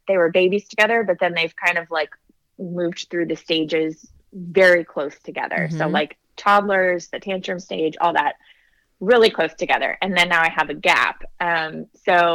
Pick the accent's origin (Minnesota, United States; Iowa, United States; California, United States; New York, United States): California, United States; also born or lived in South Carolina; now in Nashville, United States; we live in Nashville, Tennessee. So I'm from California originally